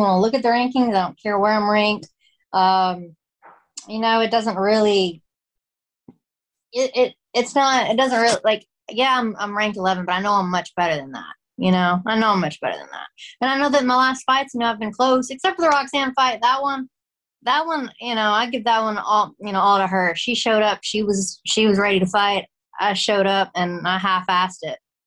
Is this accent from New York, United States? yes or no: no; Texas, United States; now in Louisiana, United States; I am from Texas. I was born and raised there, but then I moved to Louisiana and I live here now.